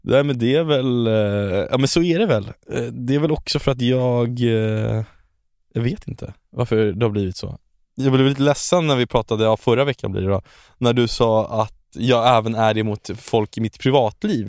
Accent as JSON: {"language": "Swedish", "town": "Stockholm", "region": "Stockholm County", "country": "Sweden", "tie": "born or raised there", "also_born_or_lived": "Chile", "said": "jag växte upp i äh, Stockholms fattigaste mm. område."}